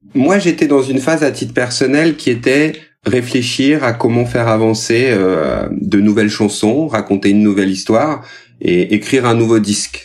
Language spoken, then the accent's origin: French; Rodez, Occitania, France; now in Paris, France; Rodez, ma ville natale